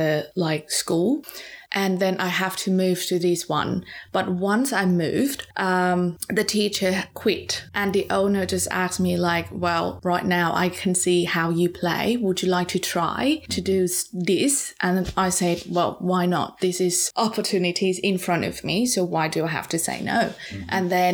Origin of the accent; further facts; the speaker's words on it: Pattaya, Chonburi, Thailand; English is a second language; moved away; Pattaya, my hometown